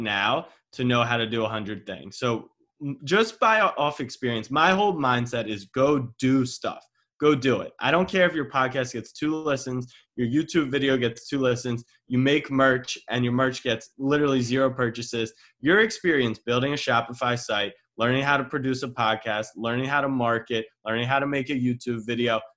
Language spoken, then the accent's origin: English; Maryland, United States; I'm from Maryland